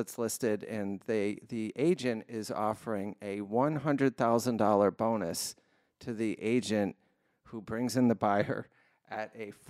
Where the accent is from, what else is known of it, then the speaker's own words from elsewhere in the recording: East Coast, United States; I'm from the East Coast.